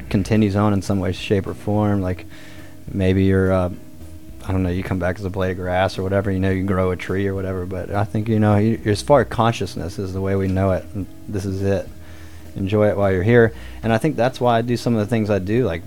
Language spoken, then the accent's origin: English; the South, United States; I'm from the South, and, you know, I was brought up with religion